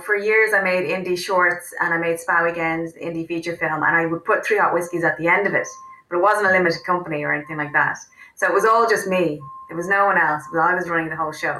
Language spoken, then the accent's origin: English; Wicklow, Leinster, Ireland; I grew up in Wicklow